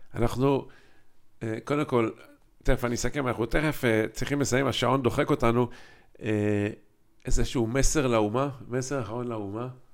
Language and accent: Hebrew; Haifa, Haifa District, Israel; moved away as an adult; also born or lived in Kfar Shmaryahu / Ramat HaSharon; אנחנו שנים גדלנו בחיפה, כולנו